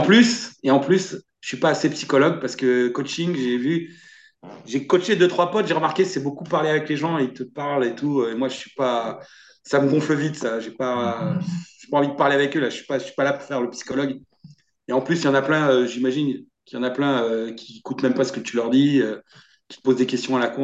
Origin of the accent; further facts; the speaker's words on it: France; chez moi en France